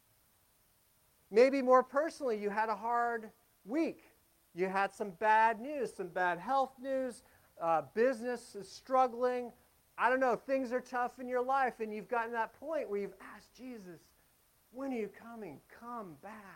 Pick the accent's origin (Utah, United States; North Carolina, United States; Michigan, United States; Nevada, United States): Nevada, United States; Las Vegas; moved away; also born or lived in Pacific Northwest; I'm from Las Vegas originally